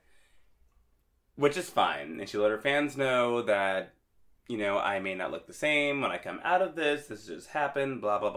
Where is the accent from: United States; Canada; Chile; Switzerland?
Canada; I'm Canadian and I can't vote there